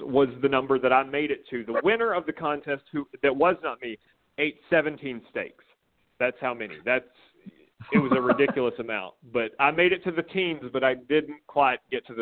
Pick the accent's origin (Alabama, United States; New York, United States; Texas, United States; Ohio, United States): Alabama, United States; Corner; I grew up in Corner, Alabama